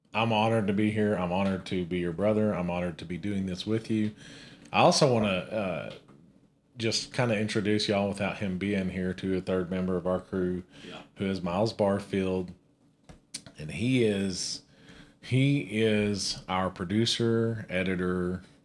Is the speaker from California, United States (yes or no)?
no; Amarillo, Texas, United States; We're born and raised in Amarillo, Texas.